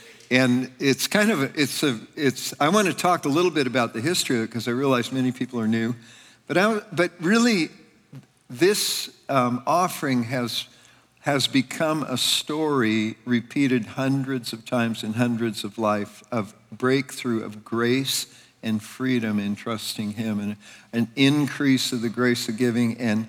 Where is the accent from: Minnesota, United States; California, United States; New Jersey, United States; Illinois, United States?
California, United States; now in Pennsylvania, United States; I was from Northern California. Ann and I came from Northern California to Pennsylvania in 1987.